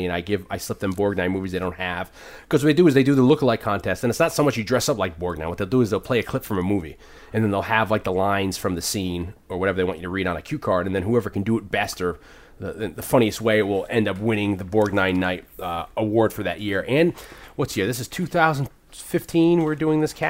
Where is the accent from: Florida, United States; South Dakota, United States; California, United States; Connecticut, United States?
Connecticut, United States; New Haven; also born or lived in Hamden, Connecticut; I was born in New Haven, raised there, moved to the suburb Hamden